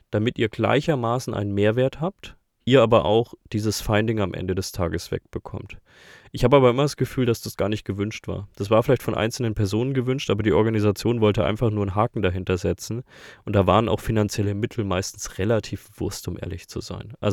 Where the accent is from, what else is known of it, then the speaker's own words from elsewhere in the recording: Bavaria, Germany; Das verwirrt mich als Bayer eher am meisten.